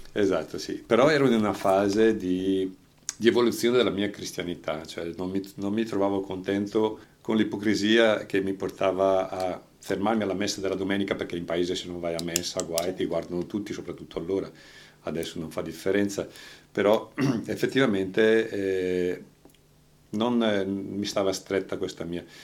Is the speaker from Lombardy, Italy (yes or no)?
yes; Franciacorta, Lombardy, Italy; moved away as an adult; sono di Palermo Franciacorta lo stesso paese di Lieta